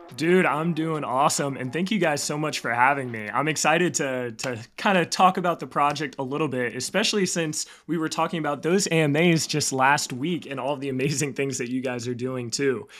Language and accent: English; Raleigh, North Carolina, United States; also born or lived in Charlotte, North Carolina; I grew up in Raleigh area, and then I actually went to school up in Charlotte.